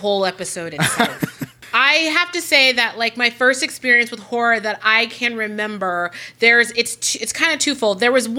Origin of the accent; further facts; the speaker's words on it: San Francisco, California, United States; also born or lived in Los Angeles; I'm from San Francisco.